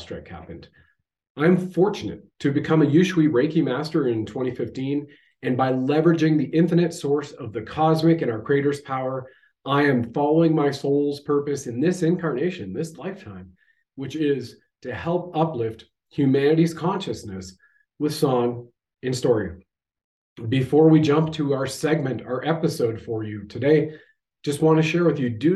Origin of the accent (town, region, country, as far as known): Canada